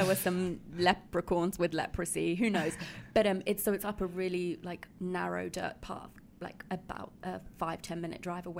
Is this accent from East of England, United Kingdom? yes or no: yes; Hertfordshire, East of England, United Kingdom; I grew up in Hertfordshire